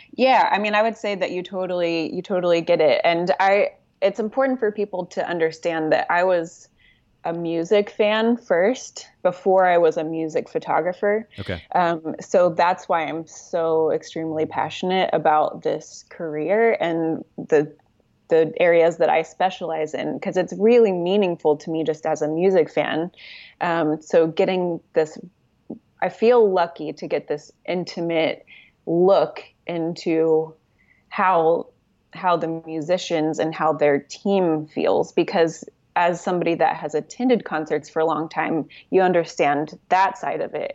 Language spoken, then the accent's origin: English; Oklahoma City, Oklahoma, United States; moved away as an adult; now in Los Angeles, United States; I am from Oklahoma City. Uh, I lived there most of my life, um, and I currently live in Los Angeles